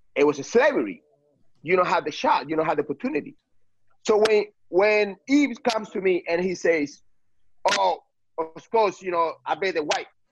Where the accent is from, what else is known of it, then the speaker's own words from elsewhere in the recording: Cuba; now in United States; I came from Cuba